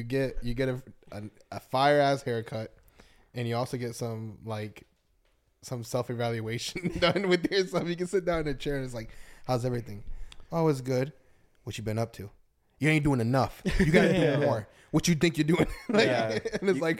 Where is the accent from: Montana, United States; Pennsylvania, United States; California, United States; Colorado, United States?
Colorado, United States; I was born in Colorado.